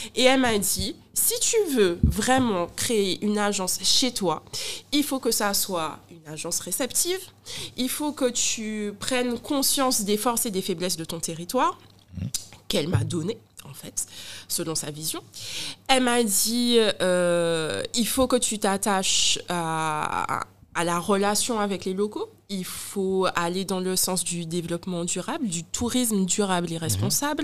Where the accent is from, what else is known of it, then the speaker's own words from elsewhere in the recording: Guadeloupe; j'ai un accent, je suis guadeloupéenne